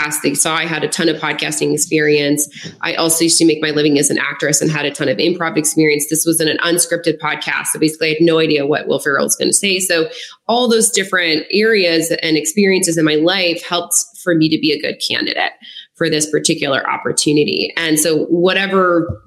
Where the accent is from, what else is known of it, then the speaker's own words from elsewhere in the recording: Lafayette, United States; moved away as an adult; also born or lived in Denver; now in Los Angeles, United States; my hometown of Lafayette, where I was living at the town at the time